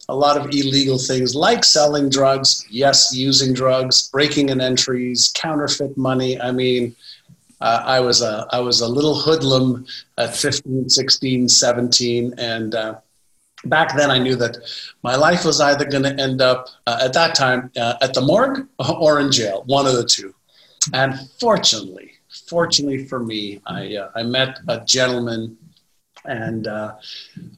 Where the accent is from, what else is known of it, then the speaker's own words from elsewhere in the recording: Montreal, Quebec, Canada; English is a second language; also born or lived in Israel; When I moved from Israel to Montreal at 5 and a half, I was in kindergarten in Israel, went to grade one when I got to Montreal.